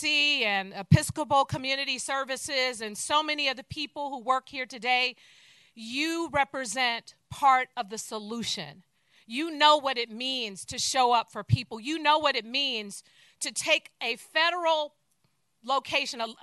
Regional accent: San Francisco, California, United States; I too was born and raised in San Francisco. And I was born and raised in the Fillmore community

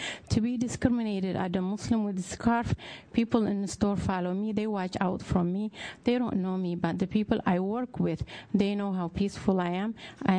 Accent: Eritrea; moved away; I came from East Africa, specifically from Eritrea. I came with three young kids in 1987, and I was a kid myself

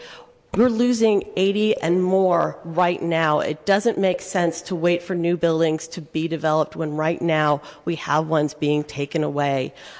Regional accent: San Francisco, California, United States; I'm a San Francisco native. I was born here. I attended school here. This is my hometown. I both live and work in the neighborhood

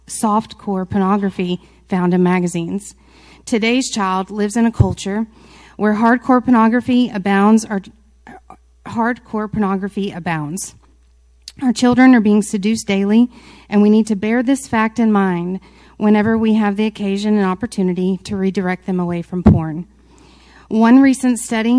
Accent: Mansfield, Texas, United States; Mansfield is my hometown, okay? I'm a product of MISD

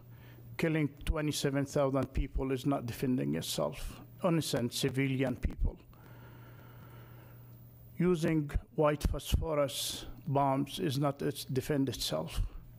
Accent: Gaza City, Gaza Strip, Palestine; now in United States; I'm a Palestinian American born and raised in Gaza City.

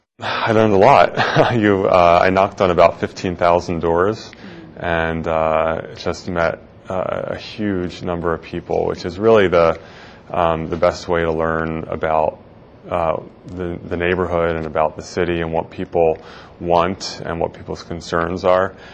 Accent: Philadelphia area, New Jersey, United States; moved away as an adult; now in San Francisco, United States; I grew up in the Philadelphia area in New Jersey.

